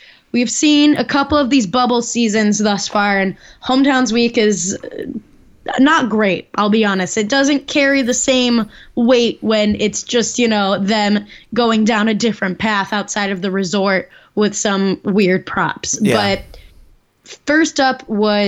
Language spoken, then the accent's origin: English; Chicago, Illinois, United States; accent: Chicago; my Chicago accent